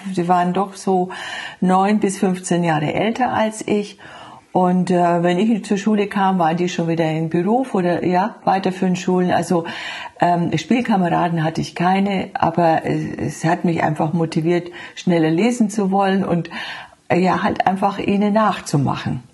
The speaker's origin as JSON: {"language": "German", "area": "Franconia", "region": "Bavaria", "country": "Germany", "tie": "born or raised there", "moved": "yes", "said": "die andere Schwester ist noch da in meiner Heimat in Franken"}